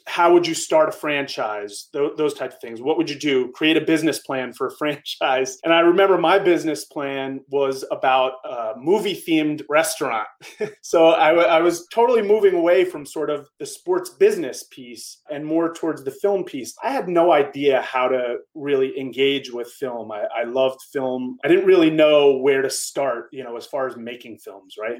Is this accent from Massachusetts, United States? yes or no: no; Woodstock, New York, United States; I grew up in Woodstock, New York, upstate New York, a small country town, no stoplights.